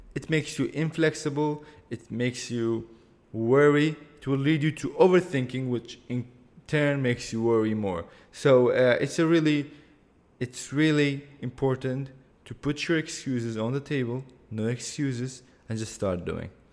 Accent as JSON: {"language": "English", "town": "Erbil", "region": "Kurdistan Region", "country": "Iraq", "said": "I am from Erbil, that's a city in Kurdistan region of Iraq, in the country of Iraq"}